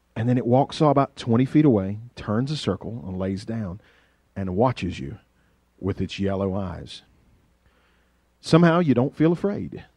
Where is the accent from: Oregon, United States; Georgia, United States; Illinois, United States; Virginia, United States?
Virginia, United States; Carroll County; accent: hillbilly; there is a planet outside of Carroll County, Virginia, that maybe I ought to know something about because we were just, you know, we're country people